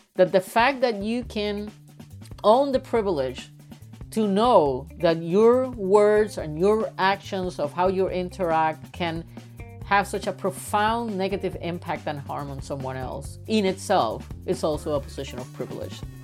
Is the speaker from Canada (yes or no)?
no; Puerto Rico; moved away as an adult; also born or lived in United States; I am originally from Puerto Rico, and when I was raised up in Puerto Rico, I come from a very privileged family